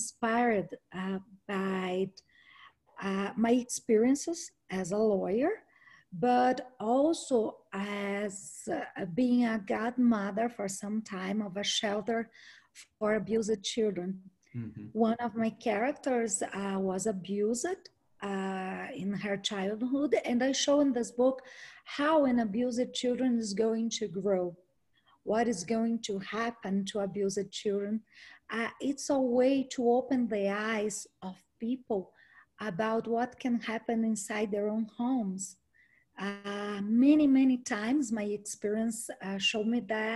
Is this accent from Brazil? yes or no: yes; Brazil; first language Portuguese; English is a second language; I'm from Brazil